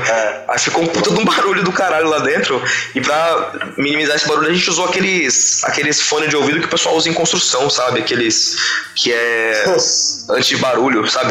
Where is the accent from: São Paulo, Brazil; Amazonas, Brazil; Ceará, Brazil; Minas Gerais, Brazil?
São Paulo, Brazil; East Zone; a gente é da região de, da Zona Leste aqui